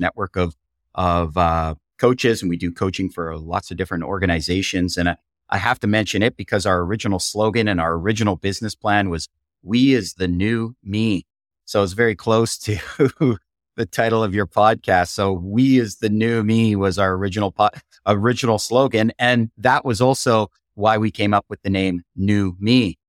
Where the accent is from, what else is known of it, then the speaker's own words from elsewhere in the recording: Canada; I'm hailing from Canada